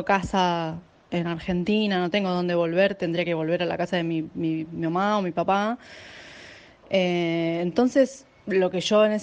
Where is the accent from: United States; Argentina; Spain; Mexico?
Spain; Almería, Andalusia; now in India; soy de Almería. Bueno, yo llegué a India el 8 de marzo y me vine directamente a Rishikesh, que es el lugar donde estoy ahora varada.